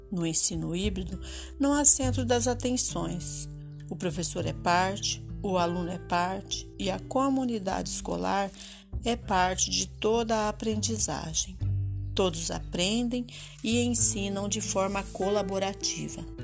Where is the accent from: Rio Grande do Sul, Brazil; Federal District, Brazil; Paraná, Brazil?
Paraná, Brazil; Jacarezinho; sou de Jacarezinho, no norte do Paraná